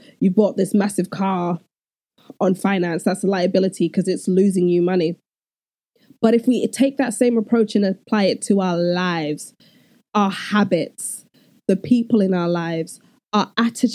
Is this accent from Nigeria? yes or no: yes; Nigeria; particularly in a Nigerian home, we're both Nigerian, so we identify with that culture